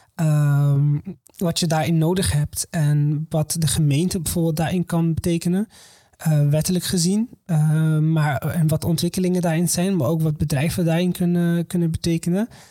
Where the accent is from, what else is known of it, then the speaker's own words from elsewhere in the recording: Morocco; now in Netherlands; ik kom uit Marokko, niet uit Syrië